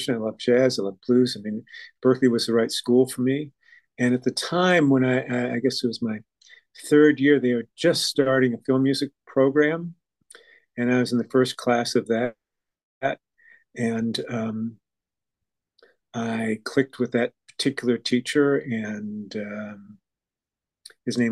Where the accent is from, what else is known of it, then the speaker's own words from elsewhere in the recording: Montreal, Quebec, Canada; moved away; also born or lived in Boston / Rochester, New York; growing up in Montreal